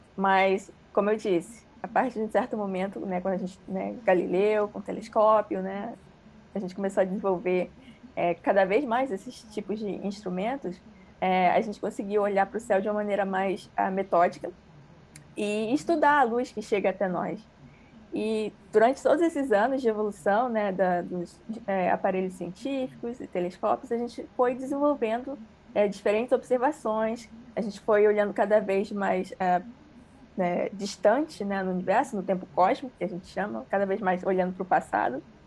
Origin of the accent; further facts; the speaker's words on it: Rio de Janeiro, Brazil; also born or lived in Ceará; Mas eu me mudei para o Rio bem cedo, é, quando eu tinha cinco anos